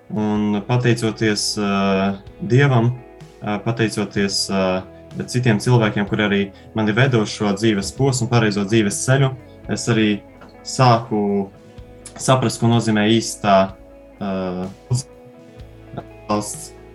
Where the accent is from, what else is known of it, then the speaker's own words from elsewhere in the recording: Garkalne, Riga, Latvia; now in Rēzekne, Latvia; Es esmu no Pierīgas, no mazas, maza ciematiņa Gārkalnēs